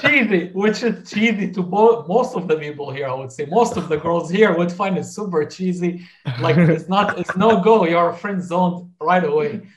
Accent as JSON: {"language": "English", "town": "Damascus", "region": "Damascus Governorate", "country": "Syria", "tie": "born or raised there", "moved": "yes", "said": "growing up in in Syria"}